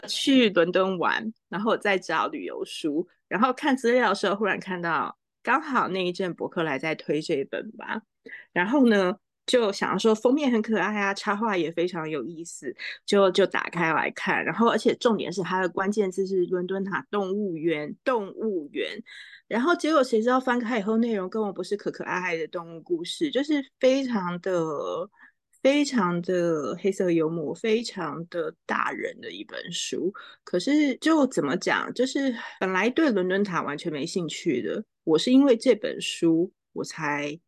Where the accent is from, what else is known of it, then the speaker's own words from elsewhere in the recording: Taipei, Taiwan; moved away; also born or lived in New York; 我在台北长大，我也从来没有想上一零一耶